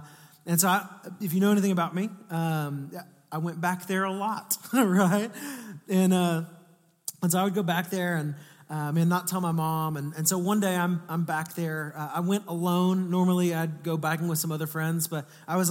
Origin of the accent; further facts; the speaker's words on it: Atascocita, Texas, United States; I grew up in Northeast Houston